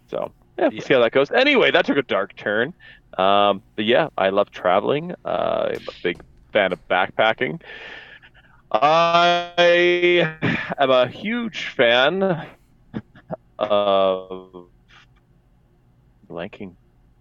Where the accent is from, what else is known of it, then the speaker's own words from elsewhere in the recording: Alberta, Canada; I'm back in Alberta. I'm from Alberta